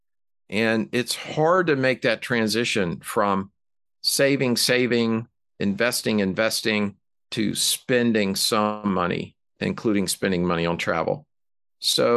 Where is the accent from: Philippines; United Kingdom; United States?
United States; Alabama; moved away; I'm from Alabama and I still regularly visit family and friends there